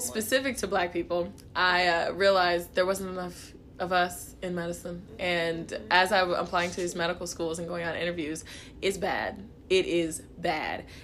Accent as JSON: {"language": "English", "town": "Kansas City", "region": "Missouri", "country": "United States", "tie": "born or raised there", "said": "I'm from Kansas City, Missouri. Um, I was born in Kansas City, Kansas"}